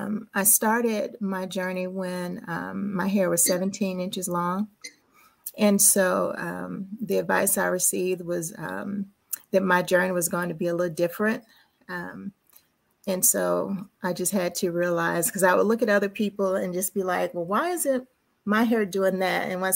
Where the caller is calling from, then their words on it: Dallas, Texas, United States; I'm checking in from Dallas, Texas